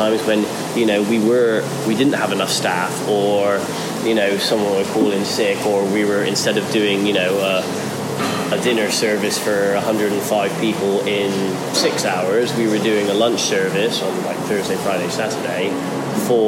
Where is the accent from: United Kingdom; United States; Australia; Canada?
United Kingdom; Portishead, South West England; In a place called Portishead, in just outside of Bristol in England